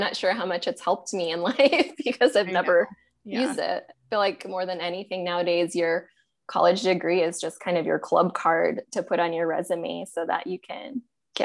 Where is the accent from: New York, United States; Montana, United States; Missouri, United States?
Montana, United States; moved away as an adult; also born or lived in New Jersey; now in Austin, United States; I was born and raised in Montana